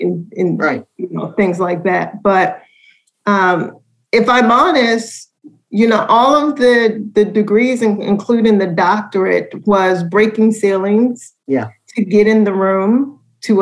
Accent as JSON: {"language": "English", "town": "Baltimore", "region": "Maryland", "country": "United States", "accent": "Baltimore", "said": "letting my Baltimore accent come through, like saying Baltimore, Maryland, instead of Baltimore, Maryland."}